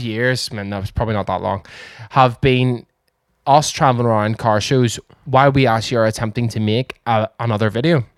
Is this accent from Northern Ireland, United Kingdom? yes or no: yes; Northern Ireland, United Kingdom; We are Irish. Northern Irish.